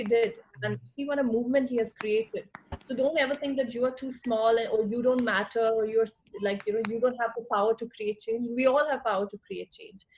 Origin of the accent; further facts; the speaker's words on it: India; knowing the culture that I come from, being an Indian